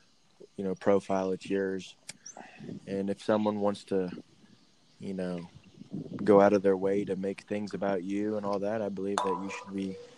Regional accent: Houston, Texas, United States; Minute Maid, where the Astros play. You know, it's hometown to me.

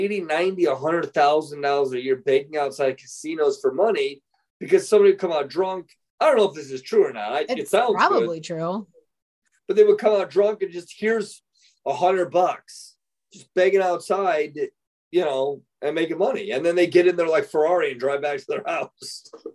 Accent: Midwest, United States; The Midwest. That's we all got larges. That's our motto out there was get larges.

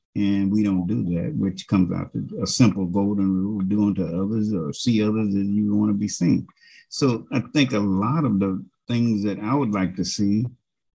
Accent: United States; I'm an American

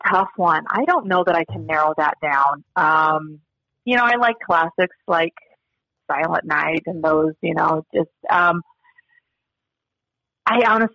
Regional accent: Idaho, United States; now in Montana, United States; growing up in Idaho and then living in Montana.

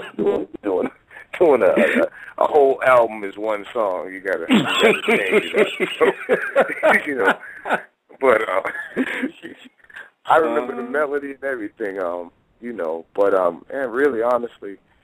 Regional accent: Boston, Massachusetts, United States; I'm from Boston, Massachusetts, Beantown

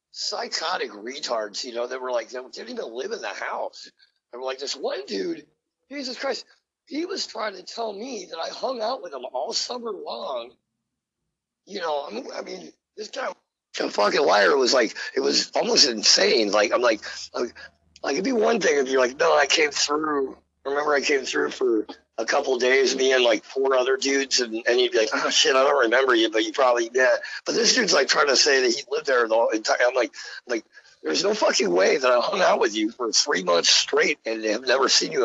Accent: Philadelphia, Pennsylvania, United States; And then they're like, where are you from? And I was like, Philly.

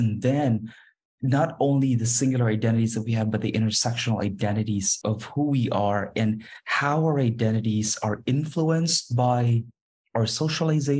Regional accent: Philippines; moved away as an adult; also born or lived in Beijing / Brussels / Kuala Lumpur; My career started out as a classroom teacher in my home country, in the Philippines, and then I moved into Beijing and then Brussels and then Kuala Lumpur

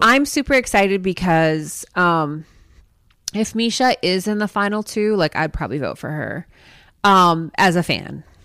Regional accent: Minnesota, United States; we're from Minnesota, so those are the sports that I grew up doing.

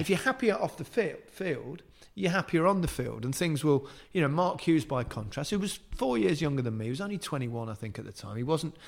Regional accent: Leicester, East Midlands, United Kingdom; accent: Leicester; moved away as an adult; also born or lived in Liverpool; I've got that Leicester accent, which is really quite flat

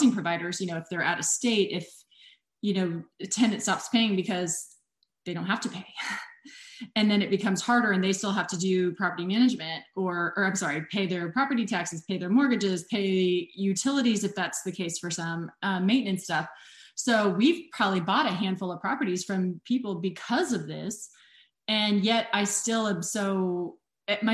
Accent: Indiana, United States; born and raised in Indiana, I, Butler grad

